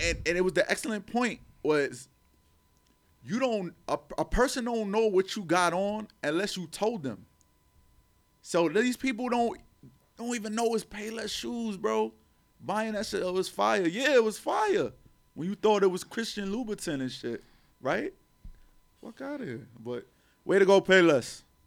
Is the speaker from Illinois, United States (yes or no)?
no; New York City, New York, United States; growing up in Harlem